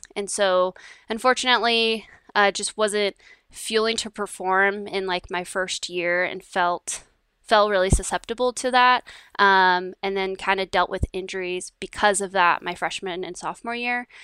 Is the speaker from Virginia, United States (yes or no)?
no; Downey, California, United States; I grew up in, uh, Downey, California, which is just, uh, south of L